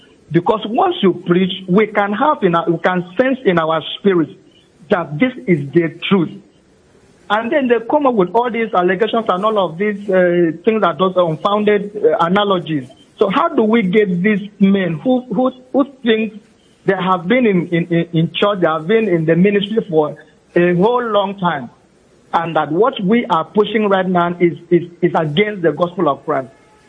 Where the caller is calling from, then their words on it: Uyo, Akwa Ibom, Nigeria; I'm calling from Uyo.